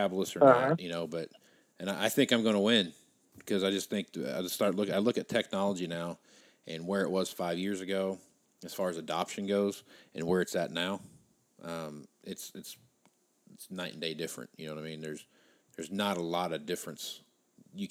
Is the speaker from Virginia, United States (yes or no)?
no; South Central Kansas, United States; now in Scottsbluff, United States; I'm from South Central Kansas